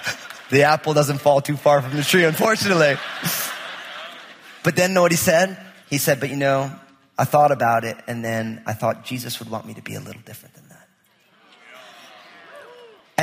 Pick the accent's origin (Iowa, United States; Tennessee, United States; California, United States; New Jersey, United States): New Jersey, United States; I'm from New Jersey